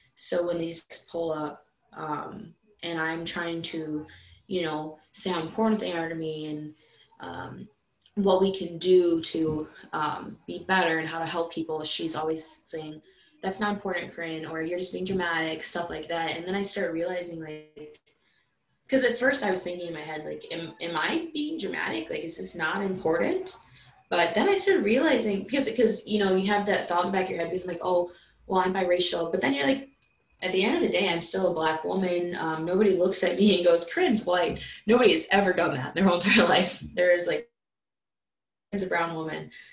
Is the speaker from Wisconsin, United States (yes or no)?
yes; Madison, Wisconsin, United States; I'm from Madison, so I fight people neck and neck. I'm from the city